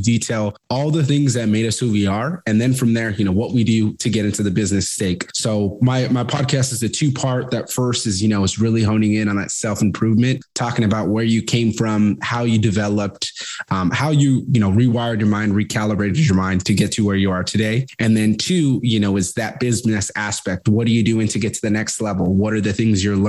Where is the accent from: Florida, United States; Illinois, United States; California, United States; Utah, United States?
California, United States; Fresno; moved away as an adult; I'm originally from Fresno, California. Grew up there, ended up moving out when I was 18